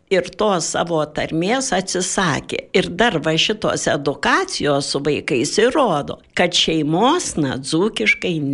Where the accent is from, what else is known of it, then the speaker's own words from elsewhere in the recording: Dzūkija, Lithuania; accent: Dzūkian; Tai aš mislinu, ko mes tepsarmacinamės, prispažyti, kad mes dzūkai